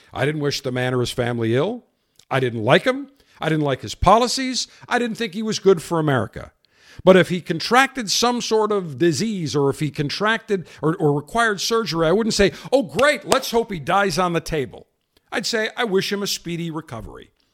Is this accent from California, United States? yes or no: no; Buffalo, New York, United States; now in Florida, United States; my hometown of Buffalo